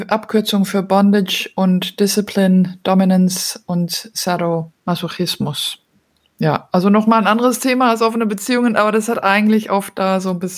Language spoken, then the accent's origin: German; Belgium; also born or lived in Denmark; now in Germany; bin ursprünglich aus Dänemark, aber in Belgien aufgewachsen und jetzt wohne ich derzeit in Deutschland und bin schon länger international unterwegs